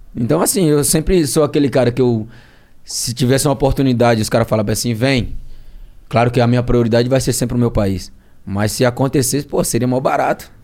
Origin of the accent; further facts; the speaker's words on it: Penedo, Alagoas, Brazil; now in Santos, Brazil; do interior de Alagoas, a cidade do, do Carlinho Maia, né, que é meu conterrâneo